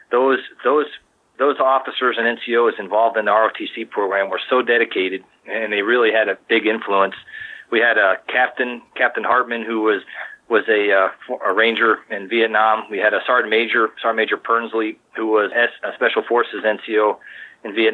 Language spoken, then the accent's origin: English; Maryland, United States; I also knew about it because I grew up in Maryland and the church that the uh, school was affiliated with was also, was, was Gettysburg.